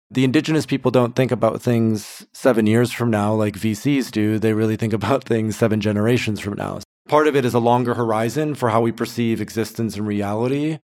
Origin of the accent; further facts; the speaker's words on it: Grand Rapids, Michigan, United States; moved away as an adult; also born or lived in Turkey / Thailand; now in Portugal; I grew up in West Michigan, Grand Rapids area. Left when I was twenty-one, lived abroad for about five, six years, Turkey, Thailand, and also Portugal.